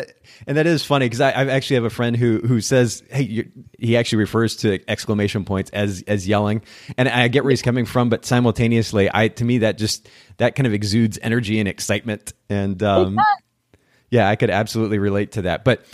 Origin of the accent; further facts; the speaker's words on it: Tampa, Florida, United States; I grew up here in Tampa, the oldest of three children, one of whom is mentally disabled.